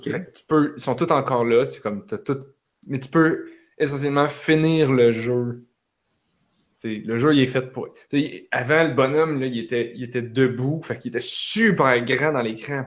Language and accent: French; Repentigny, Quebec, Canada; je viens de Repentigny